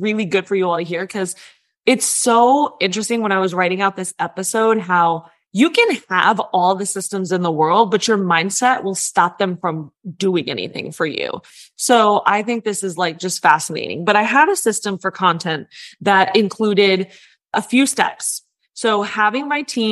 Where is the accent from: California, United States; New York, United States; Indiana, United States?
New York, United States